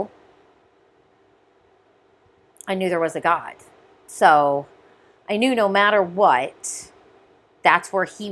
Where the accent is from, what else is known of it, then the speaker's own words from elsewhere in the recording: Brimfield, Ohio, United States; also born or lived in Columbus, Ohio; When I was 3 years old, my father moved us out of the city to a small town about 3 hours away called Brimfield, Ohio